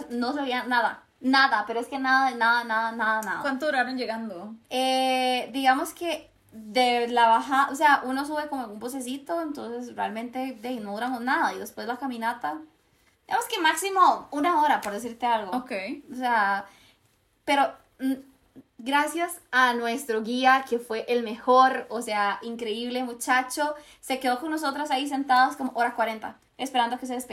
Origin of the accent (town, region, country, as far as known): Costa Rica